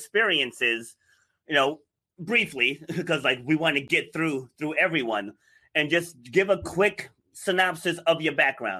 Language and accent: English; New York City, New York, United States; born there; So I was born in New York City. So, you know, my parents lived in the projects, but I was raised rural.